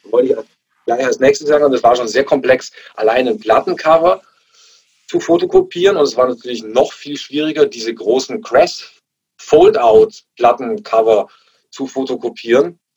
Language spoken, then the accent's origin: German; Augsburg, Bavaria, Germany; als ich irgendwelche bunten äh, Punker bei uns in Augsburg am Königsplatz gesehen habe.